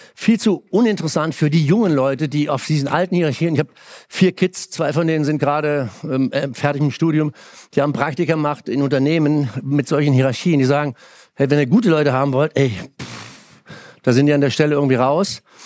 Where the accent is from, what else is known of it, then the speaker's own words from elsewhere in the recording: Germany; moved away; Damals so als acht, neunjähriger mit Pfeil und Bogen dahin gezogen, durch die Weinberge. Und also das Dorf, das andere Dorf war zwei Kilometer Mosel aufwärts.